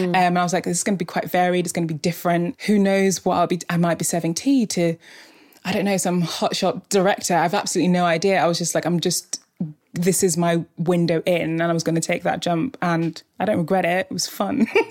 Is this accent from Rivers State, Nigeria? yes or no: yes; Port Harcourt, Rivers State, Nigeria; also born or lived in Scotland; I grew up in Scotland until I was about nine. It was cold, I loved it, quite hilly, quite idyllic. And then I moved to Nigeria when I was nine. Um, I was in River State, so in the city of Port Harcourt